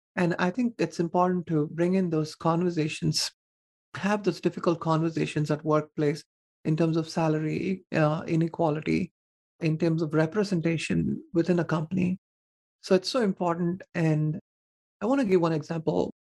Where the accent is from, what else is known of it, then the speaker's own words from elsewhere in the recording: southern India, India; moved away; I was born and raised in India in a conservative family